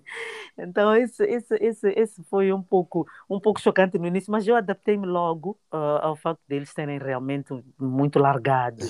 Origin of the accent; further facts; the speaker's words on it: Mozambique; moved away as an adult; now in Melbourne, Australia; como uma boa moçambicana